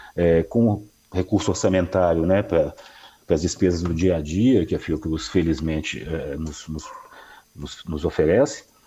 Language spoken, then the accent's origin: Portuguese; Minas Gerais, Brazil; como bom mineiro que sou